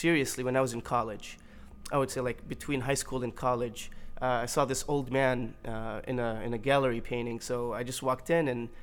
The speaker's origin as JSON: {"language": "English", "town": "Milwaukee", "region": "Wisconsin", "country": "United States", "tie": "born or raised there", "said": "I reside in Milwaukee, Wisconsin, okay. And I was born there, so you can call me an official cheesehead"}